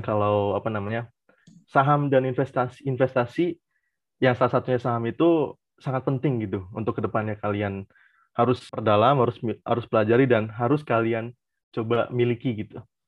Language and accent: Indonesian; Cirebon, West Java, Indonesia; Aku dari Cirebon